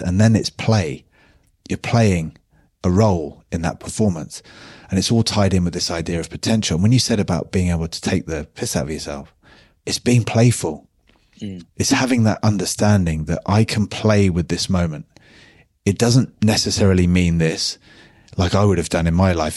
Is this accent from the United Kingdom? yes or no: yes; United Kingdom; being British